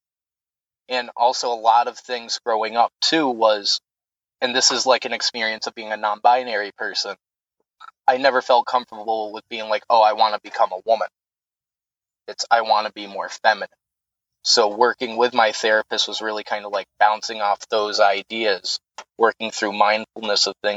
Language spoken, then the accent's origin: English; the South, United States; moved away; also born or lived in upstate New York; I grew up in the South, Baptist family, military family